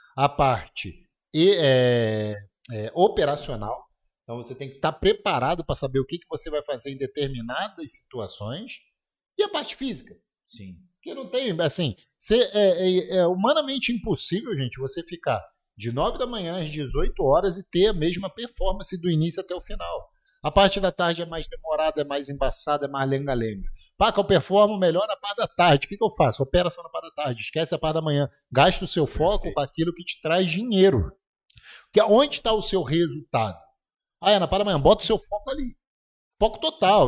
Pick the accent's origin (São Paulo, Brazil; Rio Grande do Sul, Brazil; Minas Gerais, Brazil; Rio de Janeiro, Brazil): Rio de Janeiro, Brazil; Petrópolis; moved away; na minha terra